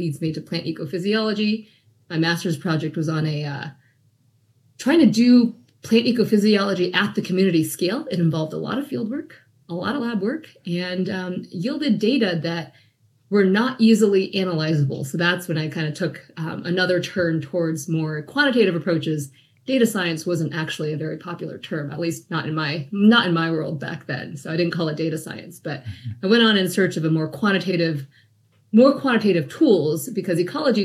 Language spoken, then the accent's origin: English; Phoenix, Arizona, United States; moved away as an adult; also born or lived in New York City; I'm from Arizona, from Phoenix, and I couldn't wait to get out of the state.